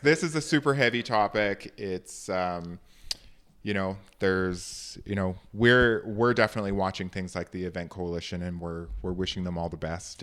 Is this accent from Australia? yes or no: no; Canada; It is not tough being a Canadian.